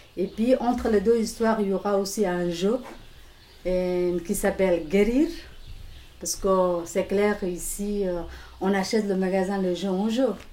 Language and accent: French; Somalia; French is a second language; moved away; Je viens de Somalie, corne de l'Afrique.